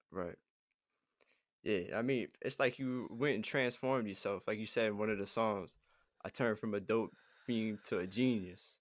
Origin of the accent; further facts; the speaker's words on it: Ponchatoula, Louisiana, United States; I'm from Pawn and Share